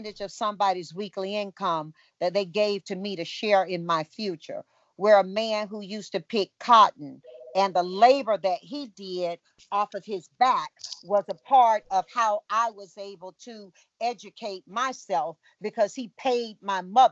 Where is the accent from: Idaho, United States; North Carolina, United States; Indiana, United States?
North Carolina, United States; Tarboro; Growing up in Tarboro, North Carolina, I knew all of my neighbors